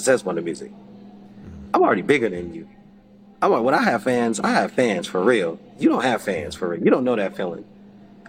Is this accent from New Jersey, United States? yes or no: no; Salt Lake City, Utah, United States; I'm from Salt Lake City, Utah